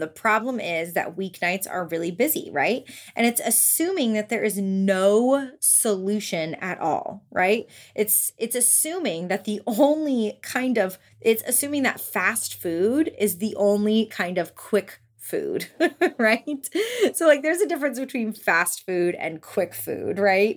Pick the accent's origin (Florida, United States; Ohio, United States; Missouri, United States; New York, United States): Florida, United States; Orlando; now in Memphis, United States; I'm from Orlando, Florida